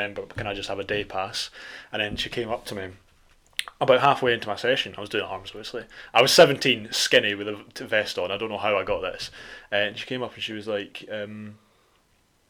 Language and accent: English; Scotland, United Kingdom; I'm from Scotland, I don't actually live here, so I'm only here for the next couple of days